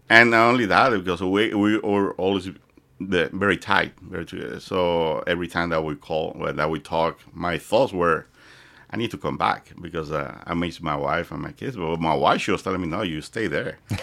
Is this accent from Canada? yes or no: no; Dominican Republic; born or raised there; English is a second language; moved away as an adult; also born or lived in Puerto Rico / Fort Lauderdale; now in United States